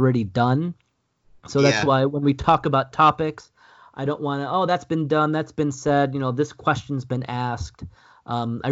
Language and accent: English; Buffalo, New York, United States; moved away as an adult; now in United Kingdom; I'm from Buffalo. I'm only going to be here for a few years